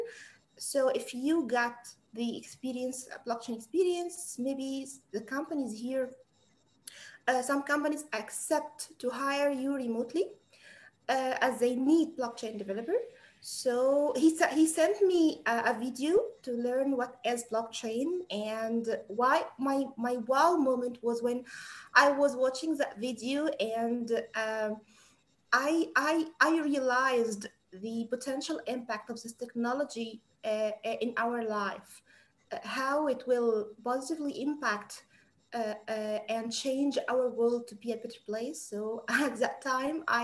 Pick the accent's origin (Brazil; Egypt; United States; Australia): Egypt; from Egypt